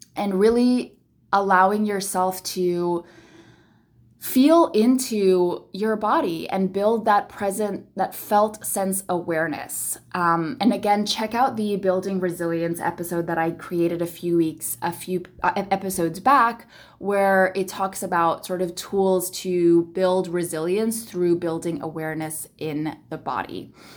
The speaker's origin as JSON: {"language": "English", "country": "Philippines", "tie": "born or raised there", "said": "I am born and raised in the Philippines, very family-centric, uh, culture"}